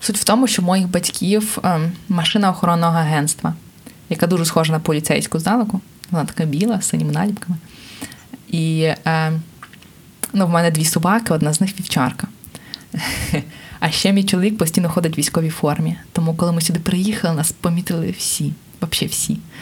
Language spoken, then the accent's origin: Ukrainian; Kharkiv, Kharkiv Oblast, Ukraine; Я сама з Харкова, це в принципі місто мільйонник, але я жила в приватному будинку